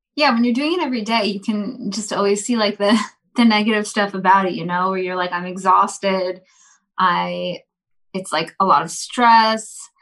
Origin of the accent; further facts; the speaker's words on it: East Coast, United States; we're from the East Coast